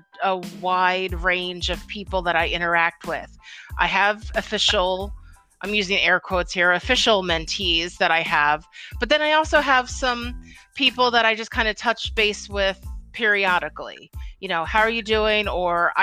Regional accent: Philadelphia, Pennsylvania, United States; I'm from Philadelphia

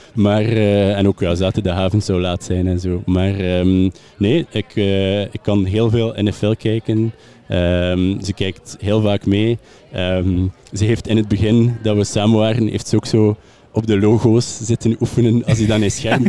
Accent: West Flanders, Belgium; moved away; ik ben eigenlijk van West-Vlaanderen

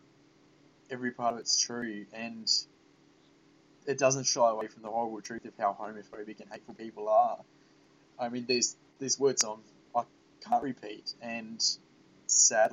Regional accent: Australia; as an Australian

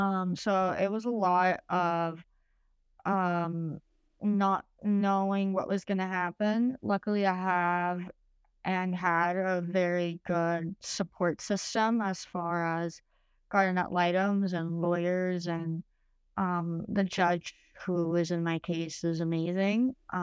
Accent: Chicago, Illinois, United States; born there; also born or lived in Uruguay; Okay, so I was born in Chicago. My mom is from Uruguay, South America, and my dad's from Romania. I lived in Chicago up until I was 7, and then I moved to Uruguay

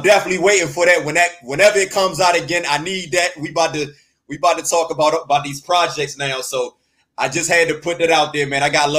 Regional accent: Washington, District of Columbia, United States; I'm from Washington D.C.

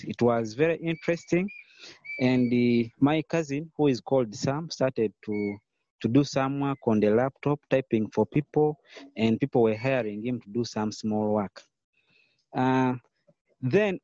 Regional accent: Uganda; I'm from Uganda. So I'm a Ugandan by nationality.

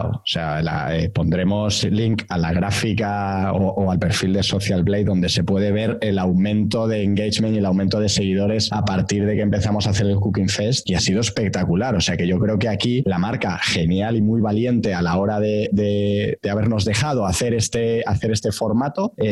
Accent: Galicia, Spain; es de mi tierra

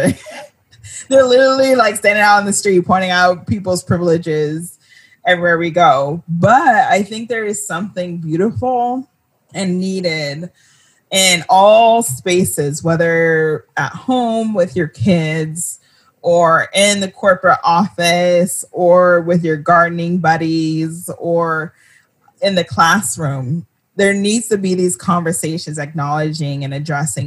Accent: United States; I grew up in America

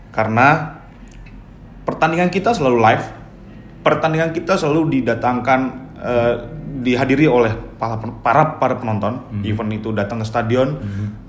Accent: Betawi, Jakarta, Indonesia; saya itu orang Betawi

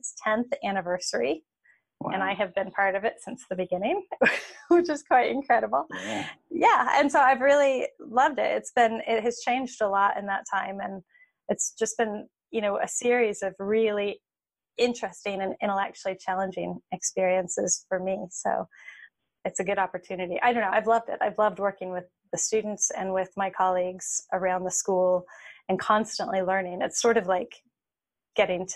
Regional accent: Seymour, Indiana, United States; So I grew up in Seymour, Indiana, which is a small town in southern Indiana in the Midwest

